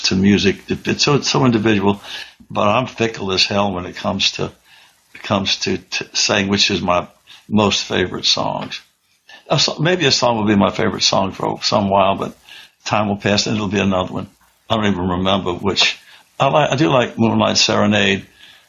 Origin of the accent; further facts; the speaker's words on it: New Orleans, Louisiana, United States; also born or lived in Mobile, Alabama; growing up in New Orleans